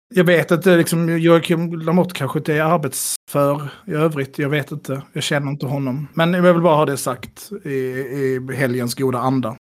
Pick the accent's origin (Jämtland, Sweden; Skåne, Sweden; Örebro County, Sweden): Skåne, Sweden; jag som skåning